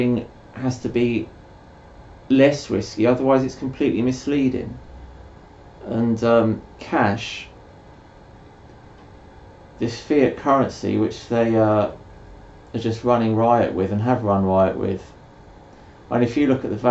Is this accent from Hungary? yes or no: no; United Kingdom; I'm British